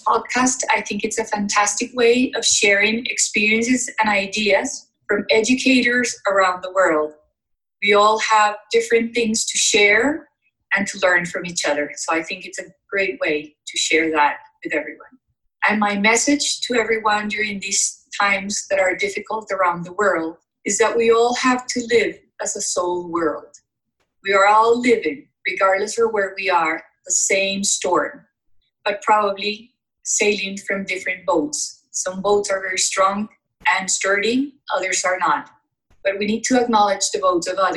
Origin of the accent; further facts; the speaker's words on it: Bogota, Bogotá Capital District, Colombia; I am currently living in Bogota, Colombia